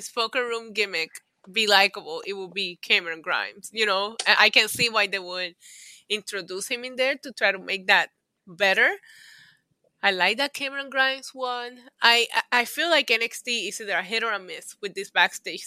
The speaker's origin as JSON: {"language": "English", "country": "Puerto Rico", "tie": "born or raised there", "said": "I grew up in Puerto Rico."}